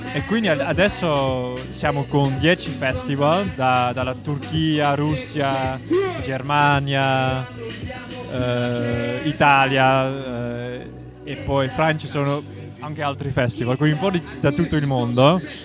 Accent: Netherlands; Italian is a second language; vengo dall'Olanda. Eh, parlo un pochino italiano

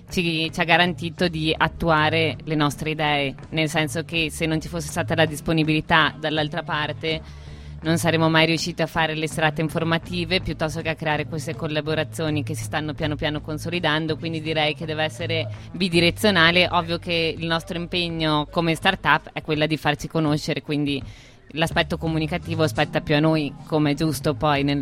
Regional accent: Trento, Trentino-Alto Adige, Italy; Ah, sto imparando il dialetto noneso. Io da trentina cittadina mi sto

